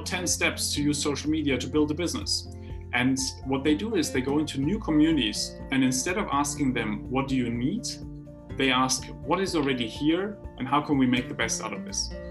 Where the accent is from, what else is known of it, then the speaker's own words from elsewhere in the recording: Heidelberg, Baden-Württemberg, Germany; when I grew up in Heidelberg, we had a philosopher's way.